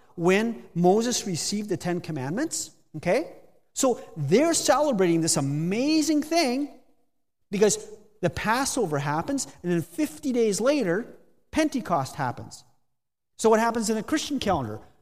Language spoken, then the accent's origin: English; near Steinbach, Manitoba, Canada; moved away as an adult; also born or lived in Spain; now in Guelph, Canada; I'm originally from Manitoba, grew up in the Mennonite Mecca near Steinbach.